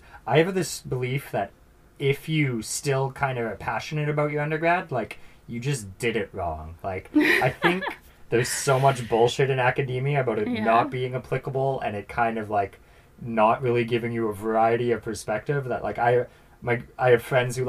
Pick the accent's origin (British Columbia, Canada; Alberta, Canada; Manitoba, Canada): British Columbia, Canada; Summerland; I'm from Falder, which is actually, like, a smaller town, part of Summerland.